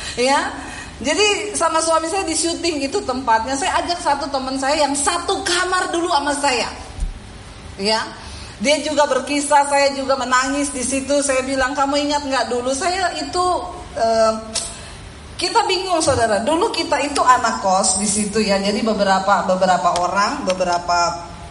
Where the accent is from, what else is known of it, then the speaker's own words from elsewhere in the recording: Poso, Central Sulawesi, Indonesia; moved away; also born or lived in Palu; saya diusir dari rumah saya, dari Poso, saya menuju ke kota Palu.